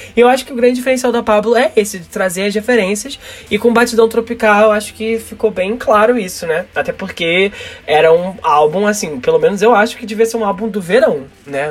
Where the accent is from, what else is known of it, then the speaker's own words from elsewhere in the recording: Rio de Janeiro, Brazil; aqui no Rio de Janeiro, pelo menos na parte onde eu cresci, da periferia do Rio de Janeiro